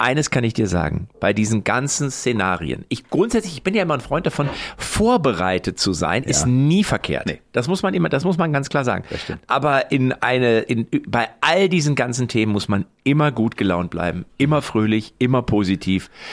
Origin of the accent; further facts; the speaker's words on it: Lippstadt, North Rhine-Westphalia, Germany; in Lippstadt, wo ich herkomme